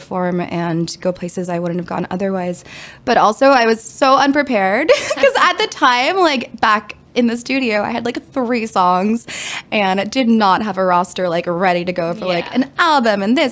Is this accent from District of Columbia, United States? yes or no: yes; Washington, District of Columbia, United States; I'm from Washington, D.C.